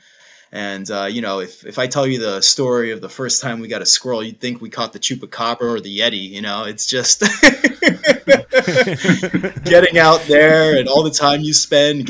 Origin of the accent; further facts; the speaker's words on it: Wallington, New Jersey, United States; moved away as an adult; also born or lived in New Brunswick, New Jersey; now in Philadelphia, United States; So I was born in New Jersey, right outside of New York City, Bergen County, small town called Wallington. Is where I grew up there